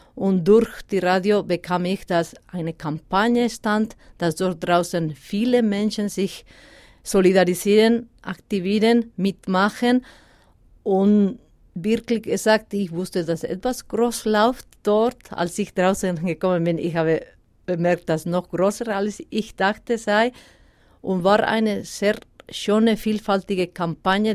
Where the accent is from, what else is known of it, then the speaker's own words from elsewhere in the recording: Basque Country, Spain; first language Basque; German is a second language; moved away as an adult; now in Switzerland; Baskisch, meine Muttersprache